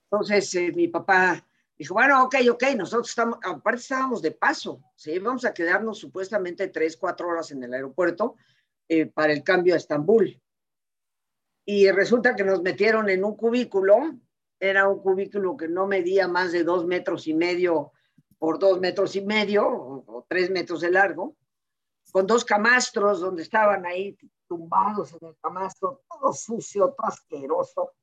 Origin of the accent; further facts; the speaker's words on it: Mexico; siendo nosotros mexicanos